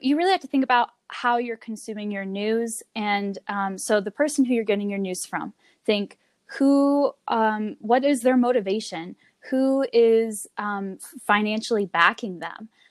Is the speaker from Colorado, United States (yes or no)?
yes; Longmont, Colorado, United States; also born or lived in Florida; I grew up here in Longmont. I was born in Florida, um, but moved to Colorado to Longmont, Colorado, when I was six years old, and and went to elementary school, middle school, and high school here in Longmont.